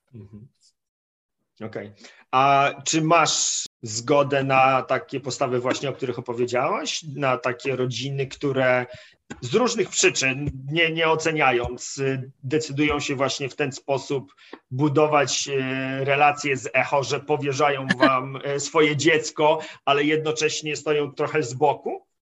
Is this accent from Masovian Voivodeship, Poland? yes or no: yes; Masovian Voivodeship, Poland; Ja, ja jestem z Mazowsza